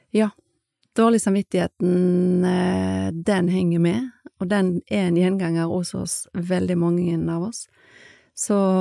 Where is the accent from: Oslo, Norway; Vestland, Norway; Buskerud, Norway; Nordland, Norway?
Vestland, Norway; Skånevik; født og oppvokst i Skånevik